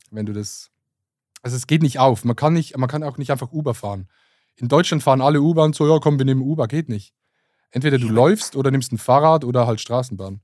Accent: Basel, Basel-Stadt, Switzerland; Ich komme aus Basel

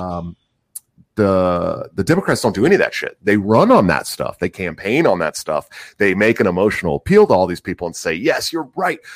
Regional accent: Oakland, California, United States; I'm from, I'm from Oakland, California

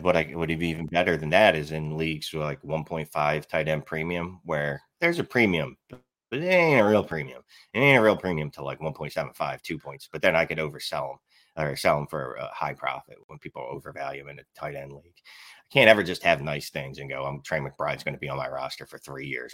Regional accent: Philadelphia, Pennsylvania, United States; accent: Philly; I'm from Philly, like, I'm, I'm born and bred, like, my, my accent, I can't get rid of it

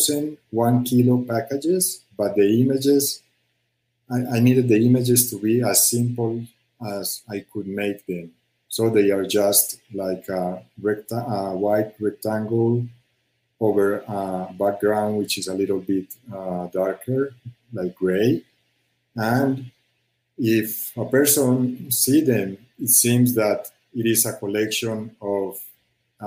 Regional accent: Medellín, Antioquia, Colombia; English is a second language; I was born in, I grew up in Medellin in the Pablo Escobar years.

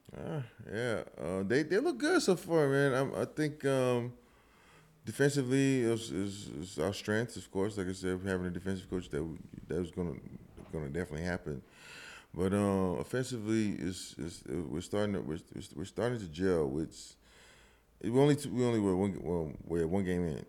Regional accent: Huntsville, Alabama, United States; moved away as an adult; also born or lived in Louisville, Kentucky / Houston, Texas; now in Katy, Texas, United States; growing up in Alabama

